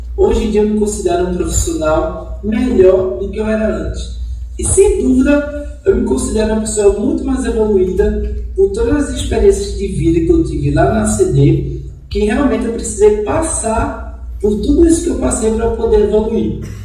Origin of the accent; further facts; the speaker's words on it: Recife, Pernambuco, Brazil; Nasci em Recife, aqui no estado de Pernambuco